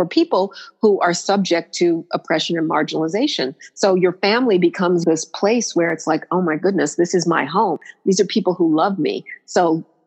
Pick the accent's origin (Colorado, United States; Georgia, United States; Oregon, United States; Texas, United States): Colorado, United States; Denver; moved away as an adult; also born or lived in Boulder, Colorado / New York City; I lived not far from where I grew up in Denver